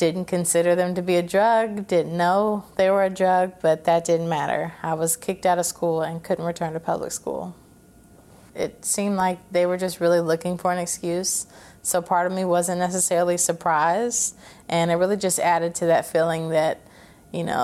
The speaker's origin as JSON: {"language": "English", "town": "Clarksville", "region": "Tennessee", "country": "United States", "tie": "born or raised there", "also_born_or_lived": "Fort Campbell, Kentucky"}